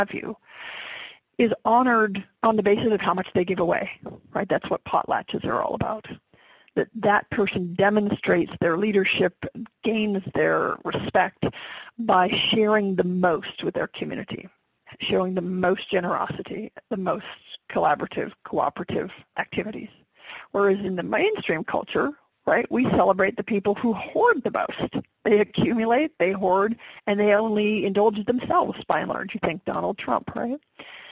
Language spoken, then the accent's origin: English; Alaska, United States; born and raised in Alaska